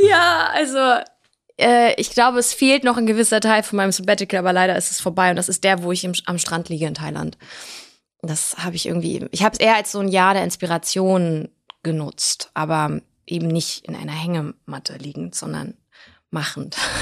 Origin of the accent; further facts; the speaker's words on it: Germany; also born or lived in Blagoveshchensk, Russia; wenn man in einem, in einem Land aufwächst, in Deutschland, und aber komplett sowjetisch sozialisierte Eltern hat